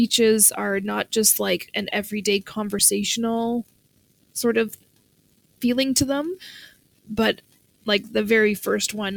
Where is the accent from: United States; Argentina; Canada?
Canada; how much of a failure as a Canadian I am.